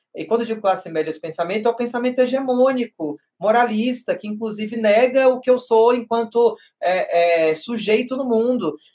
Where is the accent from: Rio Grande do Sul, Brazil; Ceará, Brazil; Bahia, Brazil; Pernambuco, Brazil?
Bahia, Brazil; Vitória da Conquista; moved away as an adult; now in São Paulo, Brazil; eu sou do interior da Bahia, de uma cidade é, de porte médio, né, a terceira maior da Bahia